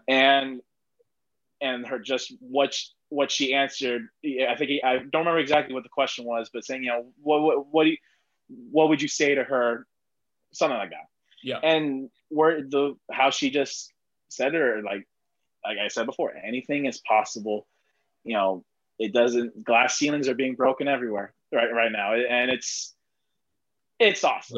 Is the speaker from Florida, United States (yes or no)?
yes; Miami Gardens, Florida, United States; I grew up like 10 minutes away from the old stadium, Joe mm-hmm. Robbie slash Sun Life slash Dolphin Stadium